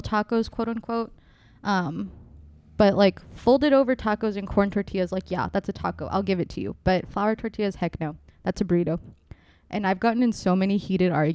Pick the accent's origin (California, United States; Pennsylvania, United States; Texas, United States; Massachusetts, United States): Texas, United States; West; we're from West Texas